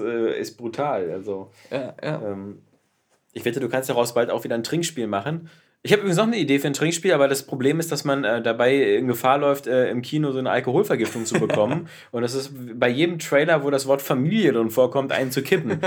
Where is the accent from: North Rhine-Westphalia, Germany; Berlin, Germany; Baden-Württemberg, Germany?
Berlin, Germany; aufgewachsen äh, und geboren in Berlin in der Böttcherstraße.